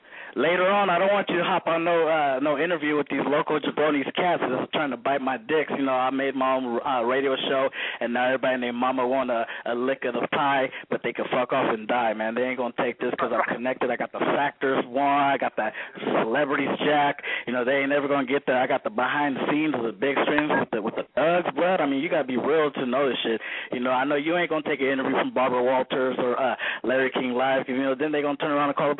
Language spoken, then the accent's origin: English; Peru; I got this power right here to do what I do because I'm from Peru.